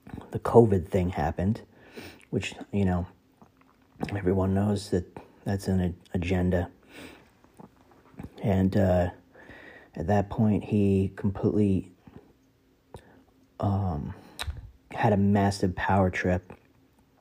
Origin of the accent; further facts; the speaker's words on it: New Jersey, United States; I am from New Jersey